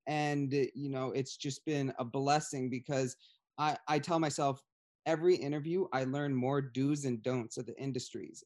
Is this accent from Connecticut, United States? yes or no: yes; Ledyard, Connecticut, United States; I grew up in the New L, London County, so I, I'm from Ledyard, but, uh, New London is the big, the big city right next to me.